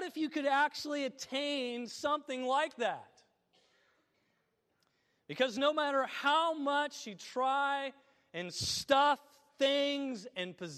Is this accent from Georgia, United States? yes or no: no; Illinois, United States; my home state of Illinois